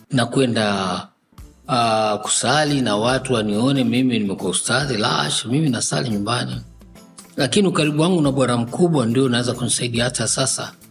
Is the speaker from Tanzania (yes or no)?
yes; Tabora, Tanzania; also born or lived in Dar es Salaam; lakini nilipelekwa Tabora kutoka Dar es Salaam nilipozaliwa, nikaenda kupelekwa katika chuo cha Maalim Ahmad bin Salum